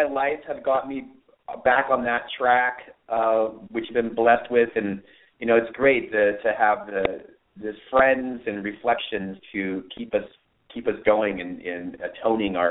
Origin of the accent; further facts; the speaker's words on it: Los Altos, California, United States; also born or lived in Redwood City, California; So I'm from the Bay Area, Los Altos, California. And I was very blessed to grow up in Los Altos